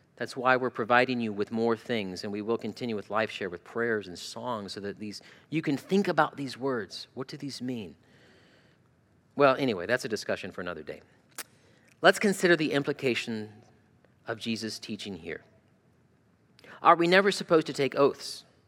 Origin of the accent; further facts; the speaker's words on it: Arizona, United States; moved away as an adult; also born or lived in Toledo, Ohio; now in Ohio, United States; I grew up in Arizona